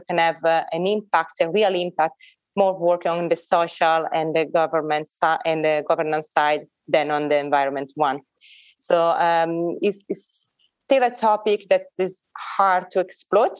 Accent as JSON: {"language": "English", "town": "Milan", "region": "Lombardy", "country": "Italy", "tie": "born or raised there", "said": "Milan, this is my hometown"}